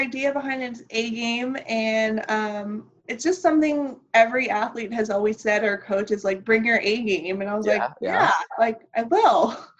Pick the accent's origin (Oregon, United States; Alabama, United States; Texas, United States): Texas, United States; Laredo; moved away as an adult; now in Sarasota, United States; in psychology, minor in art history from Texas A&M International University in my hometown of Laredo, Texas.